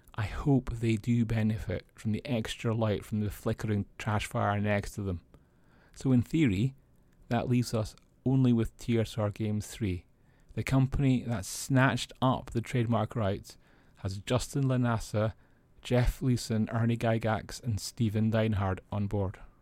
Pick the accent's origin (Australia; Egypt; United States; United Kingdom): United Kingdom; Scotland; I'm Scottish